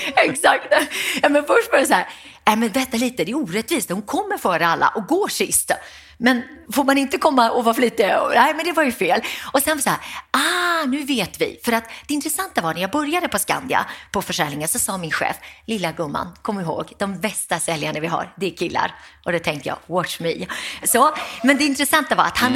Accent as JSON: {"language": "Swedish", "town": "Gothenburg", "region": "Västra Götaland", "country": "Sweden", "tie": "born or raised there", "said": "efter en lång resa hamnade vi i Göteborg, miljonprogram Programmets Göteborg, arbetarkvarter, Västra Frölunda. Och där växte jag upp."}